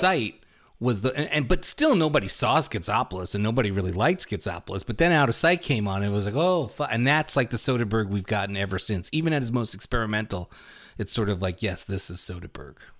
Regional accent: New York City, New York, United States; moved away as an adult; also born or lived in East Coast; now in Madison, United States; I lived in Brooklyn till I was thirty, thirty-one

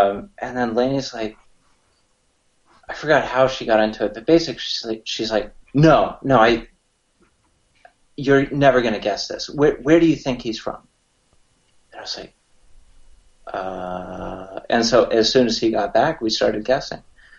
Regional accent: San Diego, California, United States; also born or lived in Carlsbad; So I'm living over in Carlsbad. Born and raised in San Diego.

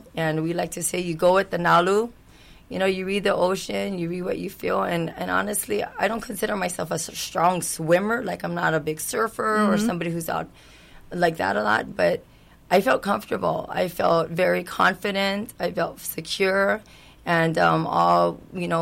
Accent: Kihei, Hawaii, United States; I'm born and raised in Kihei area

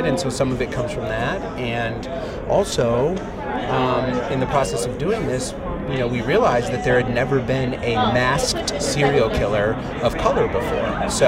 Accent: New England, United States; he and I were both from like kind of the same area, and so we just kind of talked about what it was like growing up in the New England

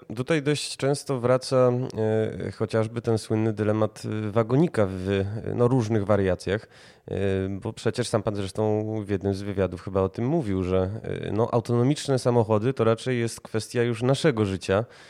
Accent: Kraków, Lesser Poland, Poland; sam jestem Krakusem

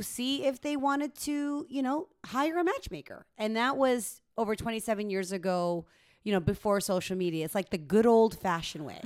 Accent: Philippines; now in Canada; Filipino Canadian, but I, born in the Philippines

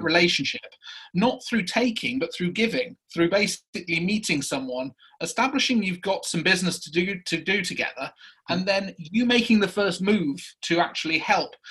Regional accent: Prestatyn, Wales, United Kingdom; moved away as an adult; Wales coast uh, in a place called Prestatyn

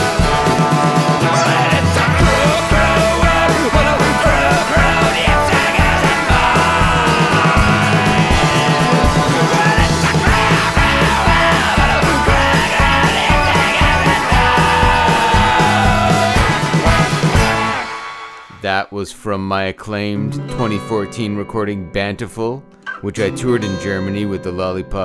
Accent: Brampton, Ontario, Canada; A recording made in my hometown of Brampton, Ontario

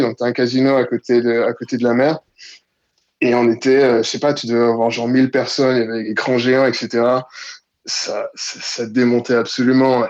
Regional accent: Côte d’Ivoire; moved away as an adult; also born or lived in Paris, France; now in Sydney, Australia; À la base, je suis de Côte d'Ivoire, donc j'ai euh, grandi en Côte d'Ivoire

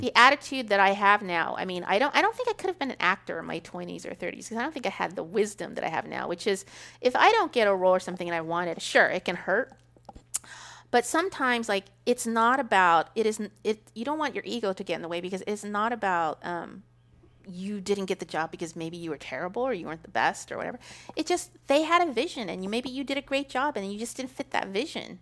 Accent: Kern County, California, United States; when I was raised in Kern County, my mom owned a Mexican bar

